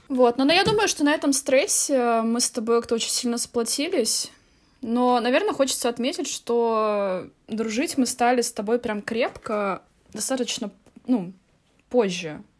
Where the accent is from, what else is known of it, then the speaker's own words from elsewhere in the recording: Tallinn, Harju County, Estonia; я из города Таллин. Я из города Таллин, Эстония